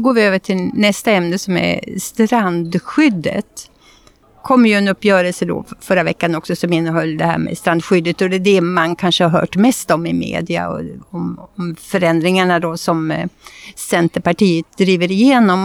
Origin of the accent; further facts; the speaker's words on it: Gothenburg, Västra Götaland, Sweden; Vi kommer ju från Göteborg och här har vi våran kust